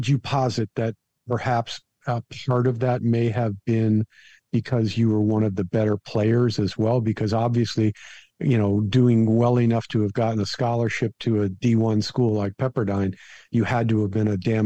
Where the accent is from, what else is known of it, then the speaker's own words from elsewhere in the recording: Florida, United States; down here where I grew up in Florida.